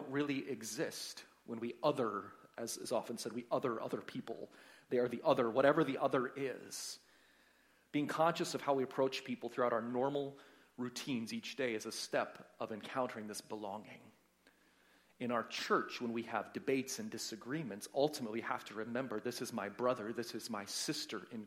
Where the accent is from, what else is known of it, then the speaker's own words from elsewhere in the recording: United States; moved away; I'm from the States